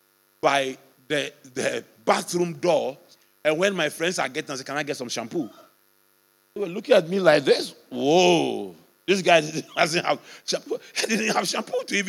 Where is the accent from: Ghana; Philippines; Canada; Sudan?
Ghana